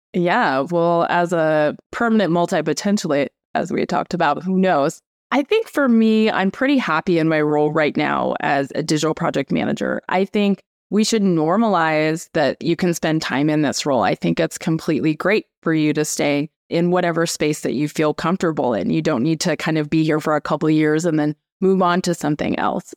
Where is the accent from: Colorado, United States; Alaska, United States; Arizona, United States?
Alaska, United States; Anchorage; moved away as an adult; So I grew up in Anchorage, Alaska, which is definitely kind of a wild place to grow up in.